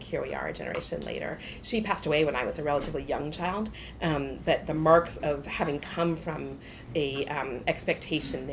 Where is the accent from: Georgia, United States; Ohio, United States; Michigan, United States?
Michigan, United States; I grew up in the Midwest in Michigan